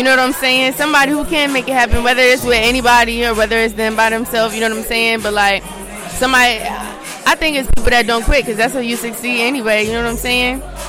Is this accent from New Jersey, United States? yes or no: yes; Willingboro, New Jersey, United States; I'm from Willingboro, New Jersey.